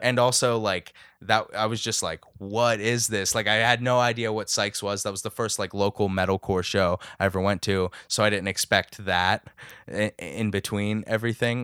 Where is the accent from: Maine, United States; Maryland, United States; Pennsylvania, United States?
Pennsylvania, United States; Lower Burrell; I'm from Lower Berle, New Kensington